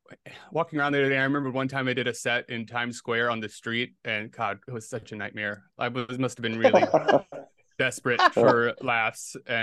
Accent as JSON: {"language": "English", "region": "South Carolina", "country": "United States", "tie": "born or raised there", "also_born_or_lived": "Atlanta", "moved": "yes", "lives_now": "New York, United States", "said": "Yeah, and I was living in Atlanta at the time, but I grew up in South Carolina, so I was from the area, kind of."}